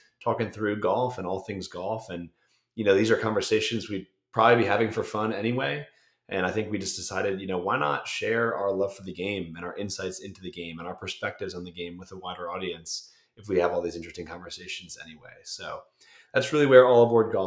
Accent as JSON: {"language": "English", "town": "Bethlehem", "region": "Pennsylvania", "country": "United States", "tie": "born or raised there", "said": "I grew up in Bethlehem, Pennsylvania"}